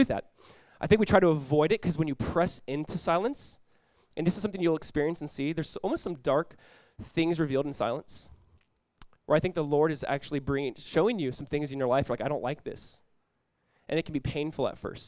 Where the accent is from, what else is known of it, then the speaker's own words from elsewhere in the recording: California, United States; now in South Florida, United States; I grew up in California